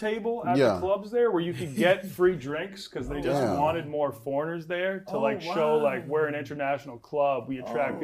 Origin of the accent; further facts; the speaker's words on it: Massachusetts, United States; I was raised in Massachusetts